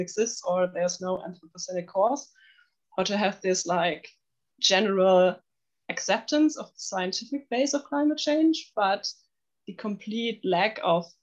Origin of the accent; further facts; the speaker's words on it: near Nuremberg, Bavaria, Germany; English is a second language; also born or lived in Munich; I'm originally from Munich, but I grew up near Nuremberg